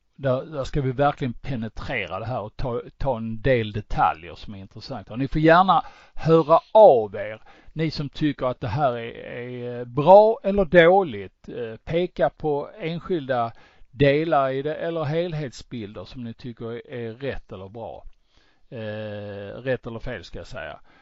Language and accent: Swedish; Sweden; vi svenskar